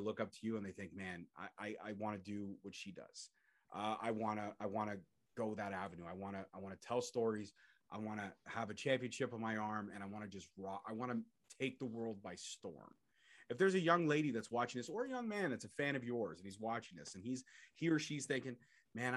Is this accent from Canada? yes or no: yes; Brampton, Ontario, Canada; Born and bred to Brampton, Ontario, Canada.